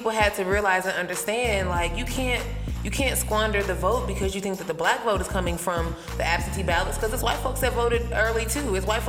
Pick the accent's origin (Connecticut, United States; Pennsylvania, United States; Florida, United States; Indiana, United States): Pennsylvania, United States; Philadelphia; moved away; Joe Biden won my home state of PA.